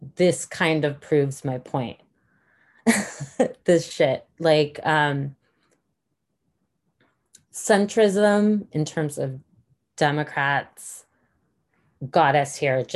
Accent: United States; as an American citizen

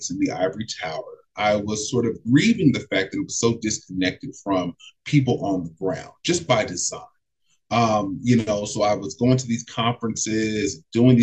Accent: Los Angeles, California, United States; I was bused to school all the way from my home. I'm from South Central LA, but I was bused to school on the West Side from the sixth grade to the 12th grade.

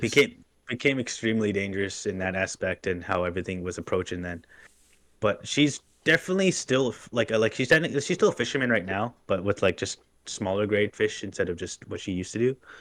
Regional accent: Canada; I'm Native American

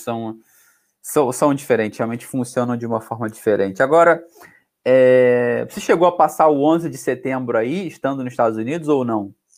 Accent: Rio de Janeiro, Brazil; accent: carioca; now in Portugal; eu que sou do Rio

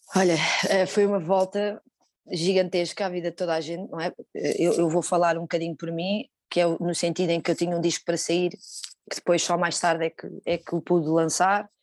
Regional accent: Lisbon, Portugal; eu sou aqui do bairro de Chelas

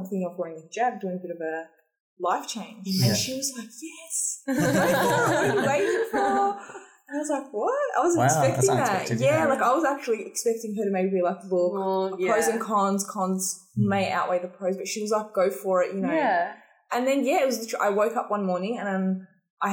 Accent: Australia; I am Australian. Like, I was born and raised here

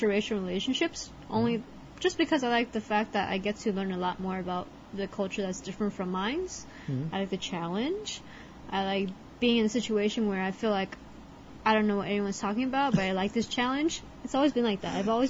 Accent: Southern California, United States; I'm American born. We're both from California. We're both from Southern California.

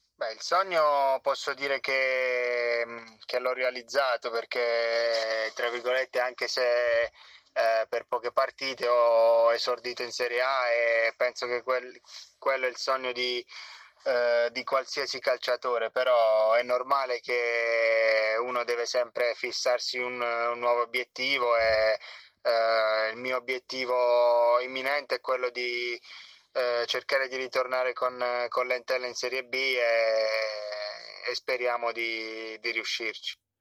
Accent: Gioia del Colle, Apulia, Italy; una scuola calcio del, del mio paese a, a Gioia del Colle

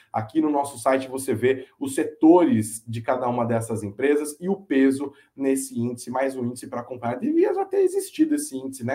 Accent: Brazil; a gente tem que tomar enquanto brasileiros

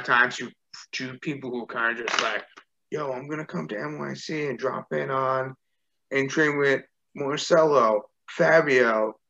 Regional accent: Australia; ooh, visa issues because I'm from Australia.

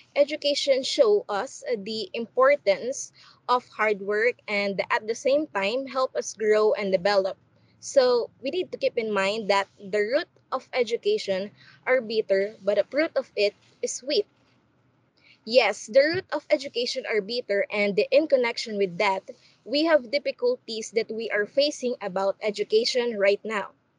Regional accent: Philippines; now in Korea; I am also from the Philippines

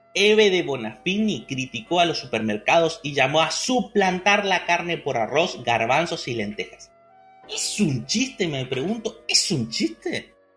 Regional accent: Argentina

